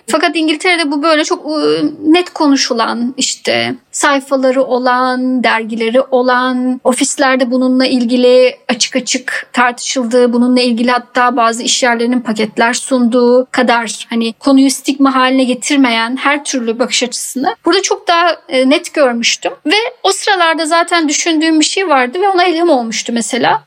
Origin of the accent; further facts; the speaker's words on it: İzmir, Turkey; also born or lived in Istanbul, Turkey / London, United Kingdom; now in Deal, United Kingdom; İzmirliyim ben.